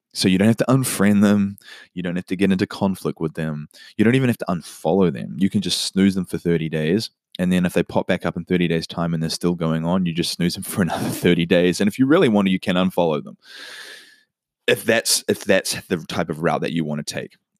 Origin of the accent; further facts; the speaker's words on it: New Zealand; now in United States; In my home country, New Zealand